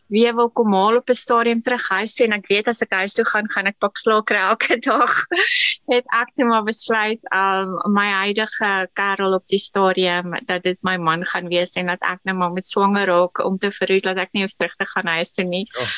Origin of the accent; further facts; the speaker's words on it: KwaZulu-Natal, South Africa; ek is in Natal gebore